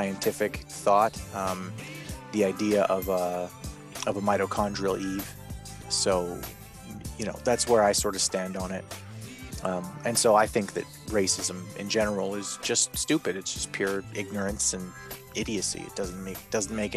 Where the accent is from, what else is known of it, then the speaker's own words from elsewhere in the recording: Canada; I'm Canadian, right? I grew up here up in the north